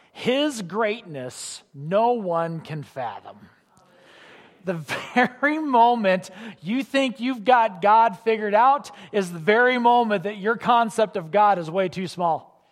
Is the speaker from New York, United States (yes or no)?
no; Illinois, United States; I grew up in Illinois